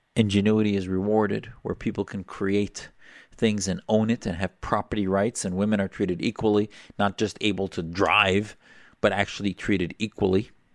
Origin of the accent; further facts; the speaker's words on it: United States; as an American Muslim